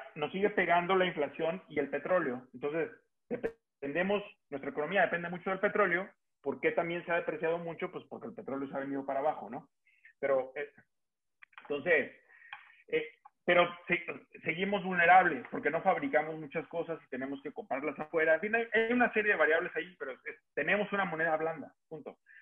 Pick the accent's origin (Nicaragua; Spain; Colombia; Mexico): Mexico; los que somos mexicanos